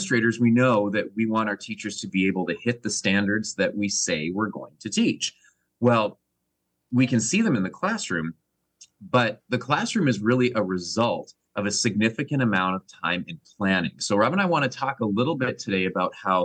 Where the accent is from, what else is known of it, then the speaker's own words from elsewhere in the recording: Canada; I'm from Canada